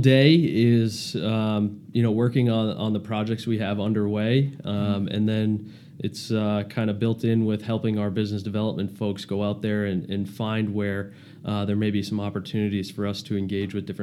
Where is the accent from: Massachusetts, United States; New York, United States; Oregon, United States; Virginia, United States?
Massachusetts, United States; Plymouth; moved away as an adult; also born or lived in Boston, Massachusetts; now in Newport, Rhode Island, United States; I grew up in Massachusetts, Plymouth, Mass.